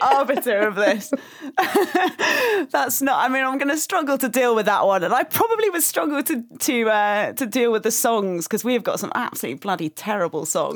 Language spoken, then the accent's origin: English; England, United Kingdom; as a British person, as an English person